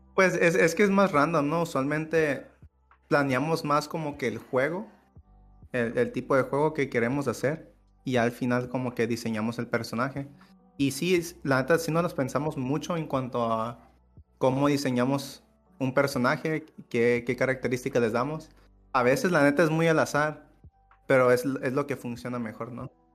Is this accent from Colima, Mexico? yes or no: no; Acaponeta, Nayarit, Mexico; en Acaponeta, que es pues de donde soy